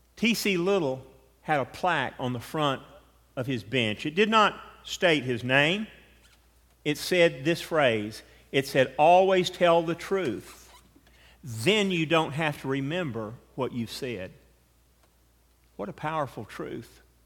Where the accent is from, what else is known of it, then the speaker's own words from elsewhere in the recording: United States; Being American